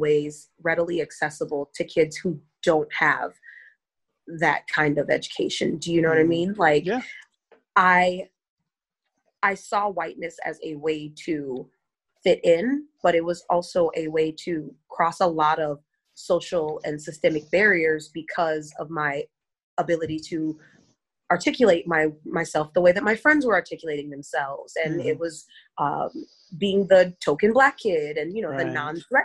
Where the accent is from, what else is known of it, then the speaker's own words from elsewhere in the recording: Madison, Wisconsin, United States; I was born and raised in Madison.